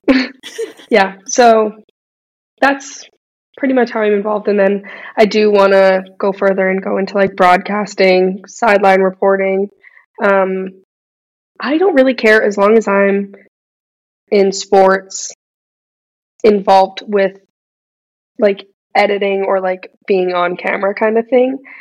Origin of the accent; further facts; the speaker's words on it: Edmonton, Alberta, Canada; I grew up in Edmonton, left, came back